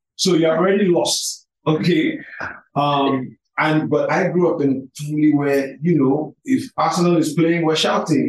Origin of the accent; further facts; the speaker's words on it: Lagos, Nigeria; also born or lived in United States; I'm from Lagos. I'm from Calabar. My mom is Calabar. My dad is from Lagos. I spent most of my growing up years here